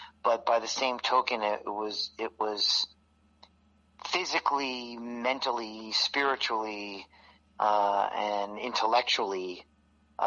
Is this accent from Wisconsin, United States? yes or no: no; New York City, New York, United States; moved away; I was born and raised in New York City